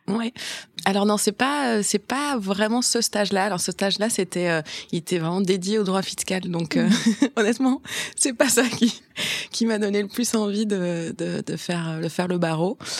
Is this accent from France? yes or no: no; Brussels, Brussels-Capital Region, Belgium; born or raised there; also born or lived in German-speaking Community of Belgium